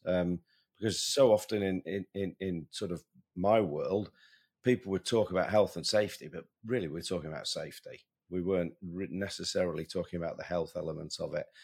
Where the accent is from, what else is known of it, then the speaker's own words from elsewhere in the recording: Sheffield, Yorkshire and the Humber, United Kingdom; my hometown boy, though, doesn't it? Matt Fitzpatrick